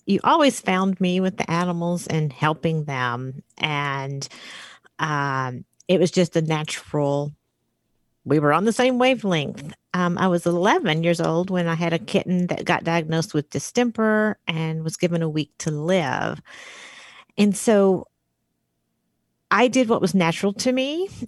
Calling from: Arch Cape, Oregon, United States; I am in Arch Cape, Oregon right now

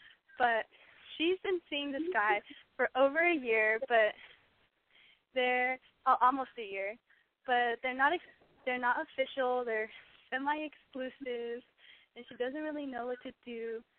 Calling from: Riverside, California, United States; I'm 20 and I'm calling from Riverside.

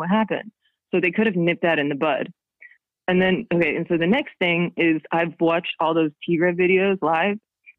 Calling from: London, United Kingdom; I'm calling from London and calling off of Skype.

